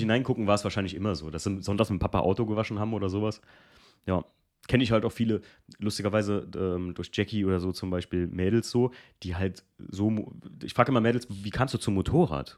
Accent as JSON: {"language": "German", "country": "Germany", "tie": "born or raised there", "said": "wo ich aufgewachsen bin aus Alken"}